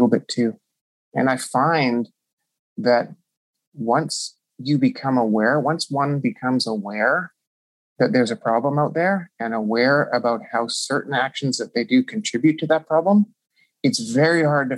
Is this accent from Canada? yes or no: yes; Canada; I'm Canadian